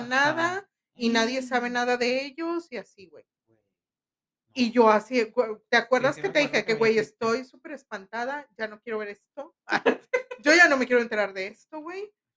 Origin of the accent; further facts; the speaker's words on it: Linares, Nuevo León, Mexico; de mi pueblo